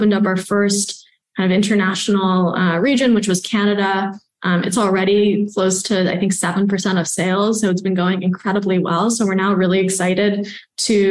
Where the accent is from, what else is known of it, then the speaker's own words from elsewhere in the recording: New York, United States; also born or lived in Stanford, California; I grew up here on the Upper West Side. Actually, I was born in Chinatown, grew up on the Upper West Side.